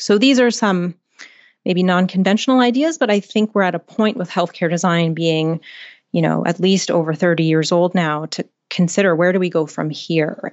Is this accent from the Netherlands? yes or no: no; Canada; I'm Canadian